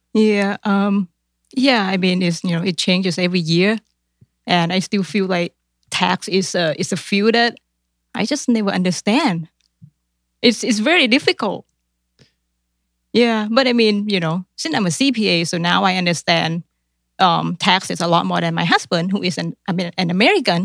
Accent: Thailand; English is a second language; moved away as an adult; now in Columbus, United States; in Thailand, we learn English grammars, but we don't really speak

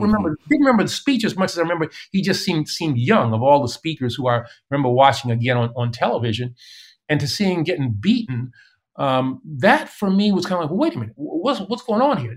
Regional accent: New York City, New York, United States; growing up in East Elmhurst

